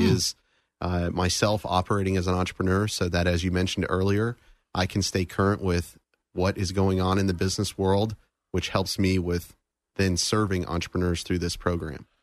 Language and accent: English; Daytona Beach, Florida, United States; I was born and raised in the Daytona Beach area